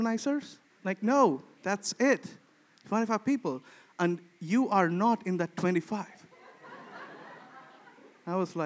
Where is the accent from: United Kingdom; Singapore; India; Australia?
India; moved away as an adult; now in Sweden; for me as an Indian